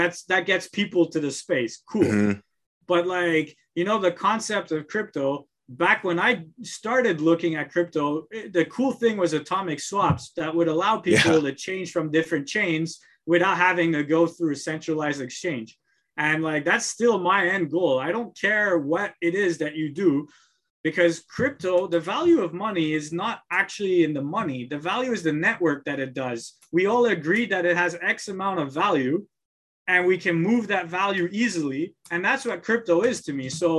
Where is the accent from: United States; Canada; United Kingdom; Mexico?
Canada; Montreal, Quebec; moved away; I come from Montreal.